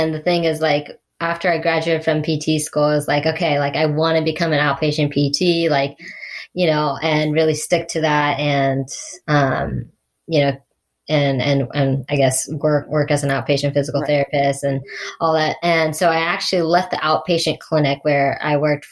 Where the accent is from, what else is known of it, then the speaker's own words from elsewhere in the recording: Ohio, United States; it was my hometown race in 70.3